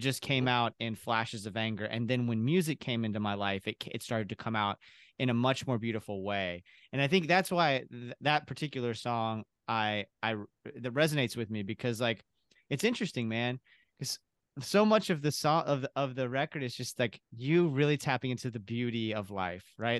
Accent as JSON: {"language": "English", "region": "Kentucky", "country": "United States", "said": "I'm originally from Kentucky"}